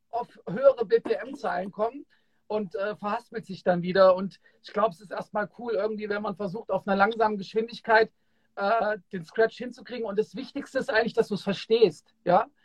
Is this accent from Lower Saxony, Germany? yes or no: no; Kassel, Hesse, Germany; Und die waren damals auch bei uns in Kassel im World, wo ich groß geworden bin, hatten die einen Auftritt.